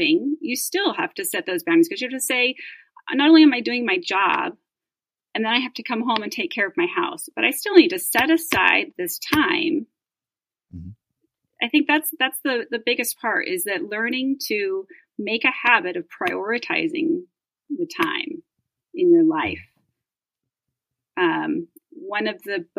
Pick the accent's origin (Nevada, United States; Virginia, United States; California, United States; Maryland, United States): Nevada, United States; Reno; I grew up in Reno